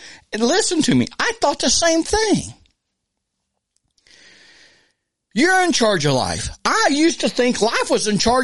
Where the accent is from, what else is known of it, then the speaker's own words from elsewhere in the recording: United States; we as American humans